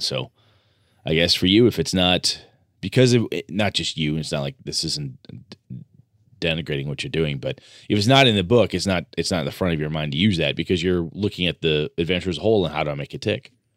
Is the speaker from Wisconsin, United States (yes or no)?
yes; Wausau, Wisconsin, United States; my hometown of Wausau, Wisconsin